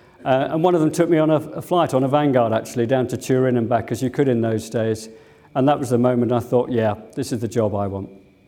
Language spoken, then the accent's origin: English; Sunbury, South East England, United Kingdom; also born or lived in Hampton; I grew up locally. I was born in Sunbury. I went to school in Hampton Grammar as it was then.